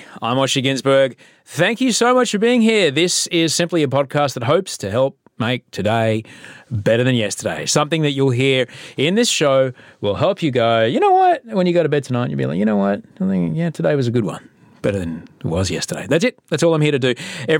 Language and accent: English; Sydney, New South Wales, Australia; also born or lived in London / Adelaide / Brisbane / Los Angeles; I'm a TV guy and book writing guy from Sydney, Australia. I was from London and then Adelaide and then Brisbane, then Adelaide and then Sydney and then Los Angeles and now Sydney again.